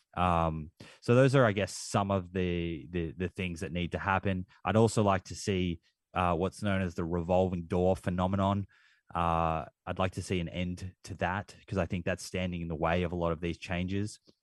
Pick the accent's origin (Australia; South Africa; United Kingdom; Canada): Australia; accent: Australian; my Australian accent